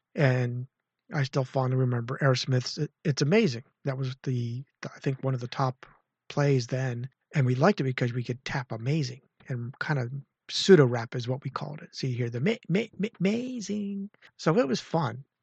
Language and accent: English; Clearfield / State College area, Pennsylvania, United States; moved away as an adult; now in central Maryland, United States; I'm just about four hours south of my hometown